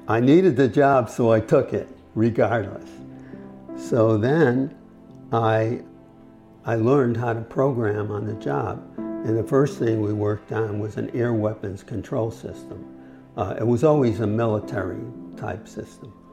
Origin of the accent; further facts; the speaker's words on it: Hartford, Connecticut, United States; I was born in Hartford, Connecticut.